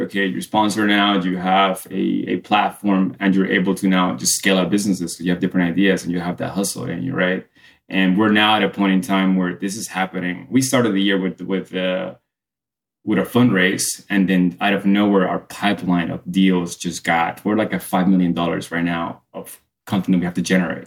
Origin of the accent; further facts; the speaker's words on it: Colombia; now in United States; I grew up in Colombia in the nineties